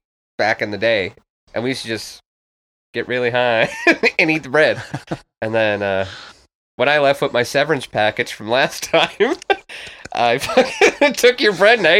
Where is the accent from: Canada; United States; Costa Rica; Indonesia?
Canada; Louisbourg, Nova Scotia; when we were kids growing up in Lewisburg, Nova Scotia.